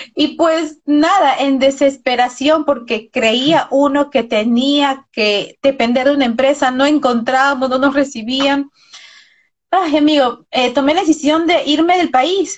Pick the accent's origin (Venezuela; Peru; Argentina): Peru; acá en nuestro país, porque ambos somos de Perú